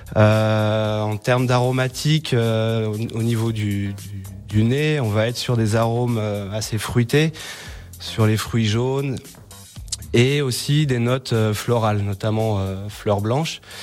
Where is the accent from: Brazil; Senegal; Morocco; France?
France; Méribel, Auvergne-Rhône-Alpes; moved away; also born or lived in Frangy, Haute-Savoie; je suis originaire de, de de Méribel